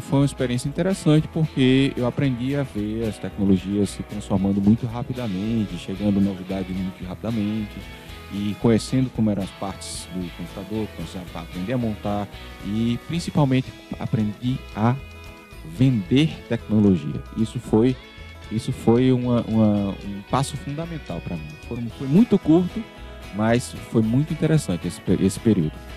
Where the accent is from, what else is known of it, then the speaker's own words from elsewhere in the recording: Natal, Rio Grande do Norte, Brazil; eu nasci em Natal, fui criado em Natal